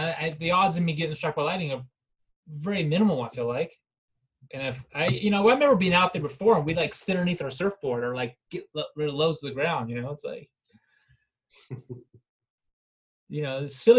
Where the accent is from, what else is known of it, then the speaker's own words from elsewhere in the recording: East Coast, Florida, United States; growing up in the East Coast, you know, surfing Fagda Beach or St. Augustine